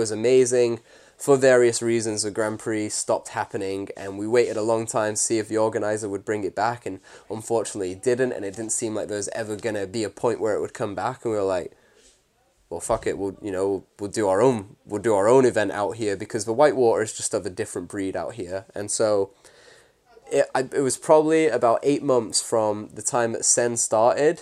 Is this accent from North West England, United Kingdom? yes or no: yes; Warrington, North West England, United Kingdom; I'm from Warrington